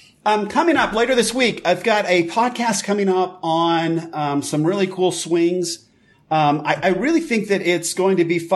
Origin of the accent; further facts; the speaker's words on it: United States; also born or lived in Japan; as an American